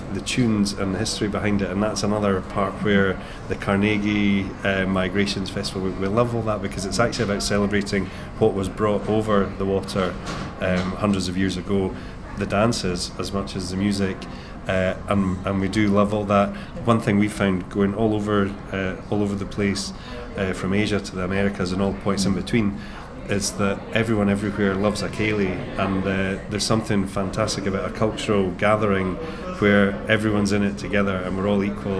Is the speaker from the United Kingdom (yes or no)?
yes; Scotland, United Kingdom; So we're clearly Scottish, but we don't tend to put too many vocals on there.